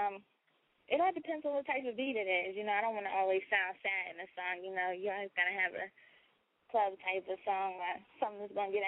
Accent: West Virginia, United States; I'm from West Virginia

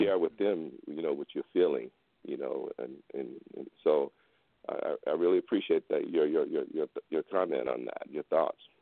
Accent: Houston, Texas, United States; I'm from Houston. You know I grew up, you know with those guys

